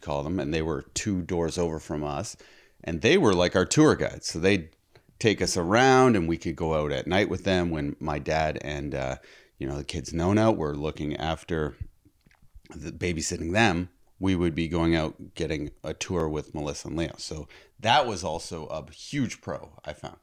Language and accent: English; Toronto, Ontario, Canada; we're from Toronto